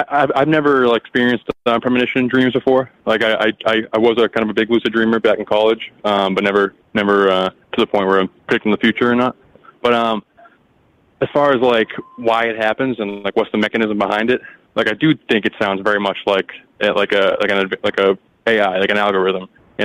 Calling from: Massachusetts, United States; Hey, Mike. … from Mass.

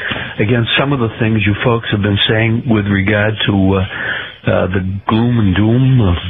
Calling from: Sarasota, Florida, United States; I'm from Sarasota, Florida.

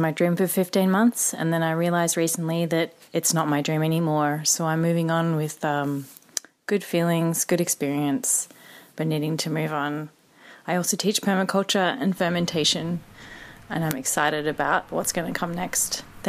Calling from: Melbourne, Victoria, Australia; I'm coming from Melbourne, Australia

